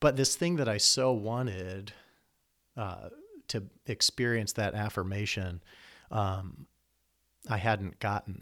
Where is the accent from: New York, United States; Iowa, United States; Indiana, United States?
Iowa, United States; moved away as an adult; also born or lived in Chicago; now in Lansing, United States; I grew up in Iowa, in the country